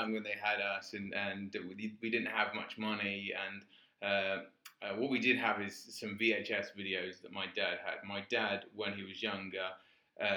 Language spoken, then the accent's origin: English; Crawley, South East England, United Kingdom; I'm from Crawley